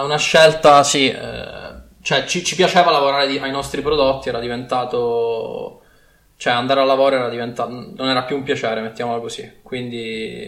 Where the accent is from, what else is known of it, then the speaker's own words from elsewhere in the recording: Sicily, Italy; accent: Sicilian; moved away as an adult; now in Milan, Italy; sono siciliano di origine, come forse si sente dall'accento, ma mi sono trasferito a Milano per studiare al Politecnico